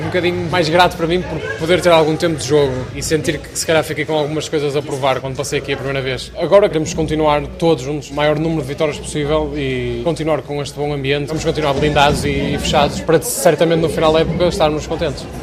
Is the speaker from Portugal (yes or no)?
yes; Matosinhos, Norte, Portugal; moved away as an adult; also born or lived in Tourcoing; now in Saint-Nazaire, France; Matozinhos, que é de onde eu venho